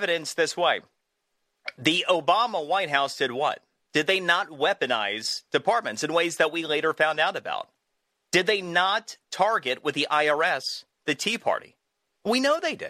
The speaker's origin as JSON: {"language": "English", "region": "Florida", "country": "United States", "said": "my home state of Florida"}